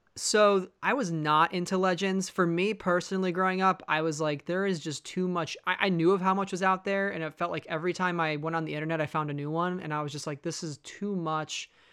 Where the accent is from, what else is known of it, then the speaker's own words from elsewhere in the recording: Chicago, Illinois, United States; moved away; I grew up in Chicago myself for, you know, thirteen to fourteen years